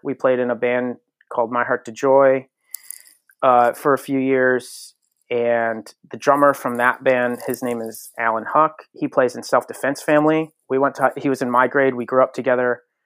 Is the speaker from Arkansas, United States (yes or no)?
no; Connecticut, United States; born and raised in Connecticut.